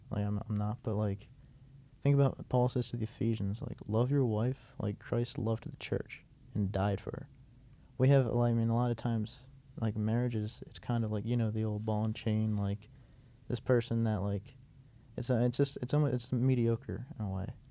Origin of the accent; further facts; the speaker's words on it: United States; I was from America